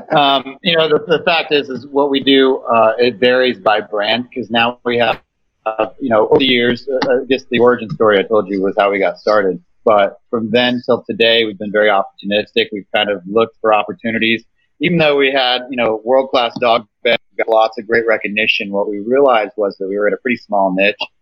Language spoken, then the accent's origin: English; Kansas, United States; I'm an entrepreneur from Kansas, uh, based out of Wichita